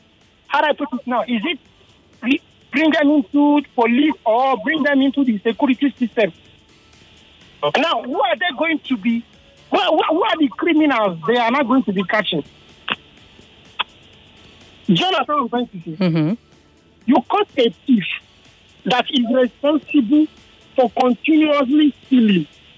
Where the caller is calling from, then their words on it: Lagos, Nigeria; I'm calling from Lekki.